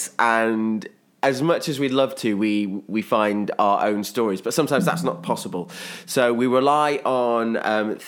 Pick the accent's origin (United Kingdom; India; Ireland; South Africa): United Kingdom; Midlands; now in Bristol, United Kingdom; I'm originally from the Midlands, but I now live in Bristol